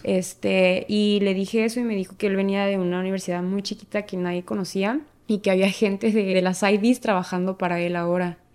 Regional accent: Ciudad Juárez, Chihuahua, Mexico; soy de México, vivo en la ciudad Juárez, Chihuahua, México y cruzo la frontera todos los días al Paso, Texas.

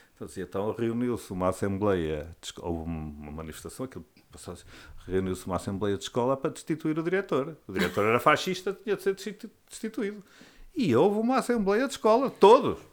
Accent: Estarreja, Aveiro District, Portugal; now in Viana do Castelo, Portugal; Tinha sido o primeiro ano em que havia escola secundária lá na minha terra

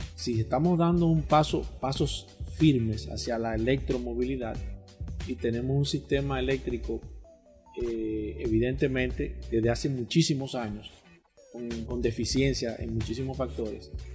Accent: Dominican Republic

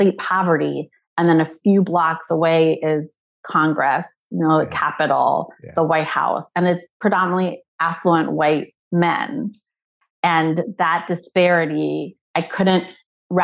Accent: Mexico City, Mexico; accent: Minnesotan; English is a second language; moved away as an adult; also born or lived in Washington, D.C.; now in Savannah, United States; I grew up in Mexico City where we went to like clubs, you know, when we were 15, 16

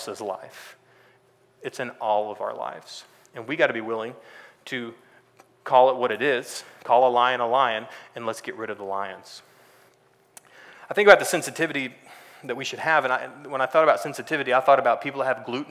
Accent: Texas, United States; moved away as an adult; also born or lived in California; I grew up in Texas

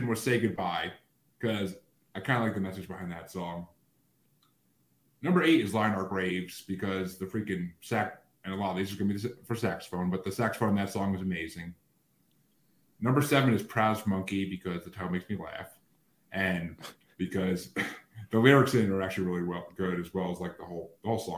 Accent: New York, United States; New Yorkers where I'm from

